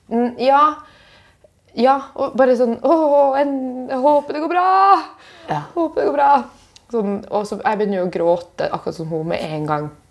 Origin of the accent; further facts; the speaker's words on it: Bjørnevatn, Finnmark, Norway; moved away; jeg er hjemme i Finnmark